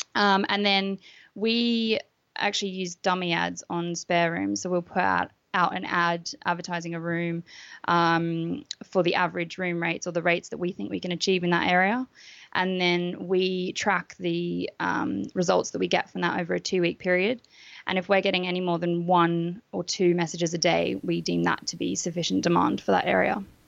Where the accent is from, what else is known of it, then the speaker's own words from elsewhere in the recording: Australia; moved away as an adult; now in United Kingdom; I'm Australian, um, and I moved to the UK in 2009